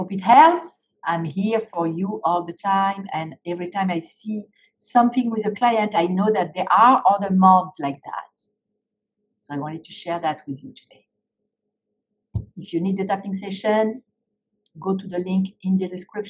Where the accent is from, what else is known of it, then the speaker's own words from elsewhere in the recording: France; moved away; I was growing up in France